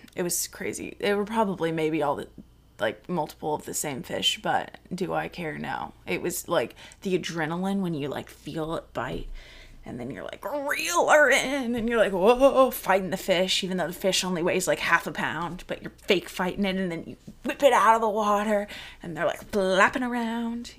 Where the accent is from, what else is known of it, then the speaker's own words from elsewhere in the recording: Colorado, United States; also born or lived in North Carolina / Texas; in the middle of second grade, I moved to Colorado, where the people who I went to elementary school